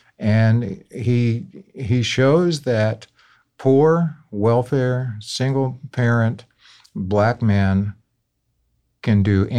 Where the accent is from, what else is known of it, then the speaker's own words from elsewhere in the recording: New Orleans, Louisiana, United States; My father was in the military, so we moved all over. When he retired back home to New Orleans, that's the first place I lived long enough to call home.